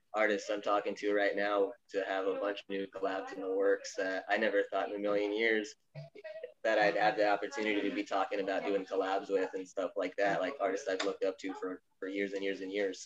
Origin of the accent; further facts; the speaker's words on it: Tucson, Arizona, United States; Born and raised Tucson, Arizona